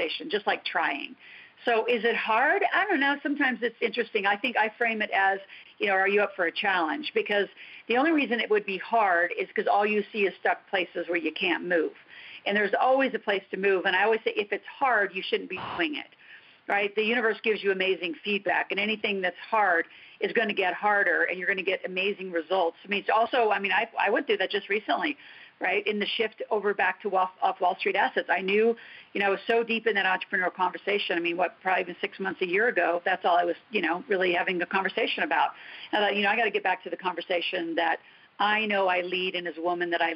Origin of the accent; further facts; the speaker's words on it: United States; also born or lived in Canada; as an American